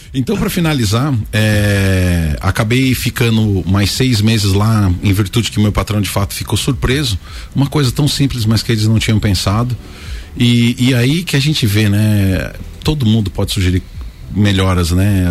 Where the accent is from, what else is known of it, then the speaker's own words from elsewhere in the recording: São Paulo, Brazil; eu sou paulistano